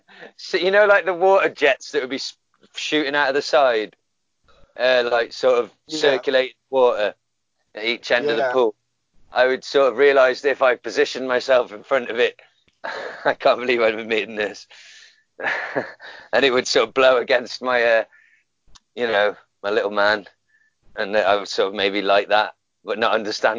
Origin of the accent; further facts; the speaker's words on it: Glasgow, Scotland, United Kingdom; Right, is this racist if I do this voice? I'm from Glasgow. Is that racist?